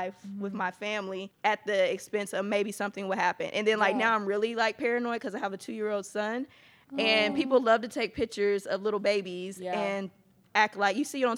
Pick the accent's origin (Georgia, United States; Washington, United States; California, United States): Georgia, United States; Atlanta; now in Texas, United States; I'm actually from Atlanta, Georgia, but I do live here in Texas.